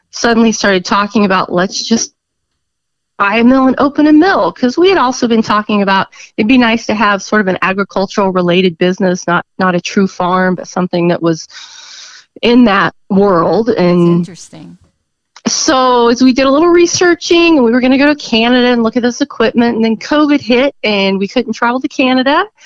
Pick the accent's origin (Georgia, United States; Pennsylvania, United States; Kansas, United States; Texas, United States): Kansas, United States; Miami County; also born or lived in southern Johnson County, Kansas; I am from Miami County originally. I grew up Miami County, S- southern Johnson County. So I've kind of already always been out in that environment. My relatives had farms, so kind of always lived that life a little bit.